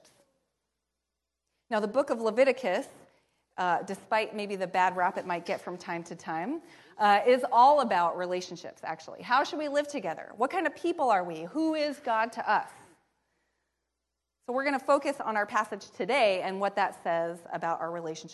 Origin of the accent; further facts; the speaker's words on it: Pacific Northwest, United States; growing up in the Pacific Northwest